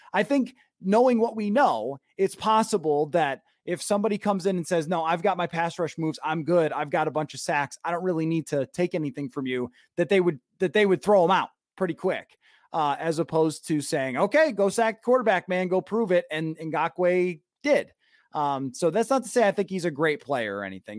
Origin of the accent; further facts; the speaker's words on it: the East, United States; moved away as an adult; now in Minnesota, United States; I grew up in the East